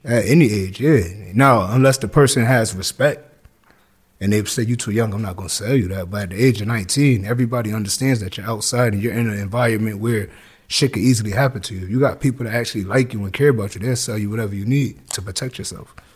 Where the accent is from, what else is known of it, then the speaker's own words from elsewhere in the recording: Hartford, Connecticut, United States; also born or lived in New Jersey; I was born in New Jersey, and I was raised in Hartford, Connecticut